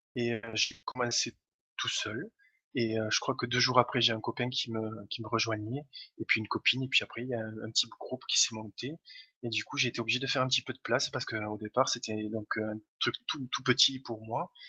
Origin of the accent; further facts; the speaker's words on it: Toulouse, Occitania, France; je viens de Toulouse, mais ça doit s'entendre à, l'accent.